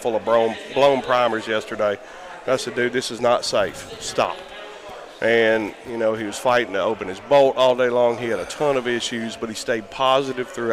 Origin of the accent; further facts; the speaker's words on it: Memphis, Tennessee, United States; moved away; I'm originally from Memphis.